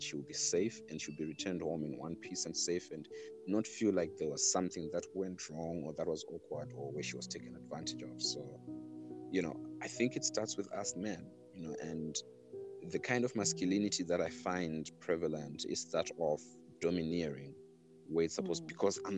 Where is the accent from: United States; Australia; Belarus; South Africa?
South Africa; moved away; my background also goes back to being South African. And when I look at South Africa, even every time that I go there, you know, go home